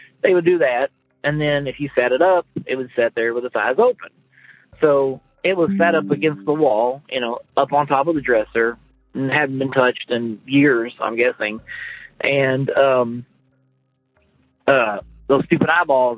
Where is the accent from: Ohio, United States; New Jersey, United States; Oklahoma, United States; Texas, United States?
Oklahoma, United States; eastern; now in Kansas, United States; when I was growing up in eastern Oklahoma